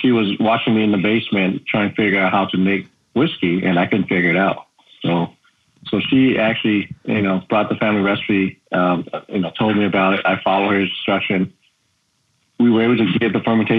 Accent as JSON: {"language": "English", "country": "Laos", "moved": "yes", "lives_now": "Maryland, United States", "said": "growing up, when people asked me where I'm from, I would say I'm from Laos"}